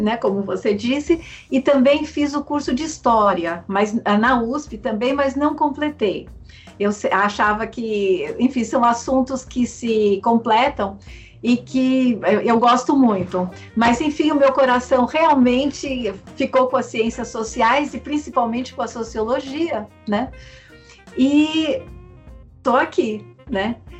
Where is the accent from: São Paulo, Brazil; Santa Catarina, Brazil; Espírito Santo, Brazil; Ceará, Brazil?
São Paulo, Brazil; eu sou paulistana